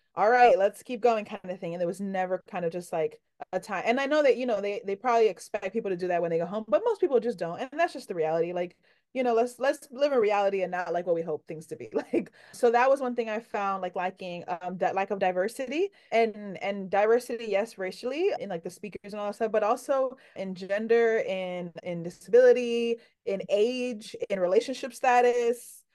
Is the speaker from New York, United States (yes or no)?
yes; New York City, New York, United States; I'm from New York